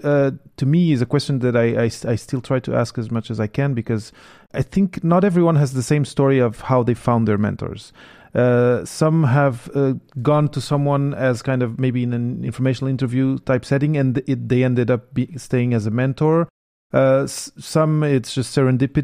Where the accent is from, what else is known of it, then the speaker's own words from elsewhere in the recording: Portugal; moved away; I come from Portugal